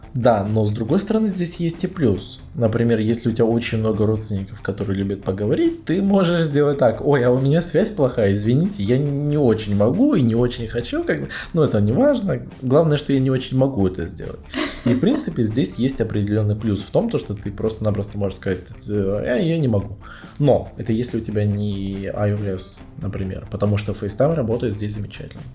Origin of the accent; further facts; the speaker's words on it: Russia; now in China; мой чемодан, который я везу из России в Китай